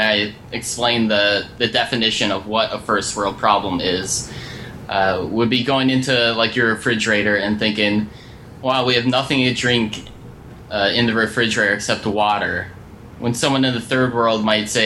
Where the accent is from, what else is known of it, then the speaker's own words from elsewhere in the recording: Minneapolis, Minnesota, United States; I'm from Minneapolis, Minnesota